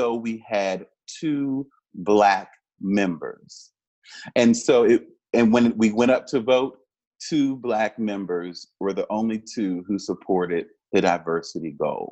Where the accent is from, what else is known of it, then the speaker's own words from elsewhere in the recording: Richmond, Virginia, United States; as a Black person growing up in Richmond, I strangely took pride in Monument Avenue